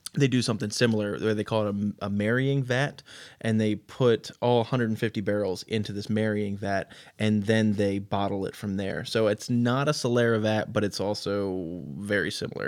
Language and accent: English; Baltimore County, Maryland, United States; moved away as an adult; also born or lived in Pennsylvania; now in West Virginia, United States; I am a Baltimore County, Maryland, born and raised up in the middle of the nowhere